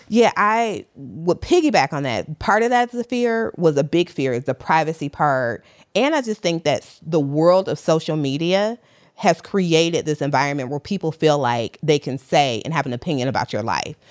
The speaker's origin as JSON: {"language": "English", "town": "Detroit", "region": "Michigan", "country": "United States", "tie": "born or raised there", "moved": "yes", "lives_now": "New York, United States", "said": "I'm also from Detroit. So Detroit raised me, but New York made me 'cause that's where I live currently."}